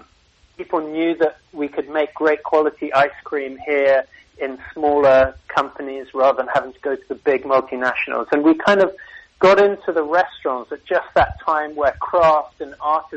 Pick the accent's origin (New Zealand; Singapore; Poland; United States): Singapore; born there; So, it's actually, I was born in Singapore, and I had Singaporean armor or au pair out there